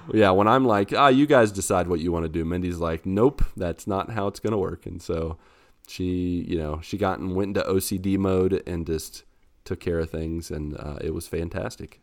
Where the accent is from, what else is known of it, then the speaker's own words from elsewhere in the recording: West Virginia, United States; I'm from West Virginia